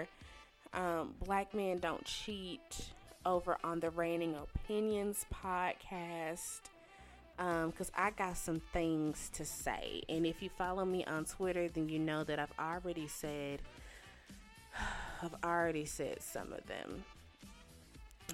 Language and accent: English; Shreveport, Louisiana, United States; moved away; my hometown is Shreveport, Louisiana.